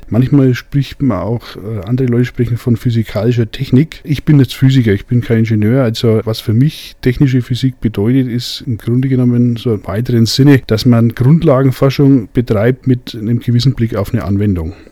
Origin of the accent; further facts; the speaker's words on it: Bavaria, Germany; Also in Mittelfranken, wo ich herkomme, äh, da sind die Bratwürste eher grob von der Fleischkonsistenz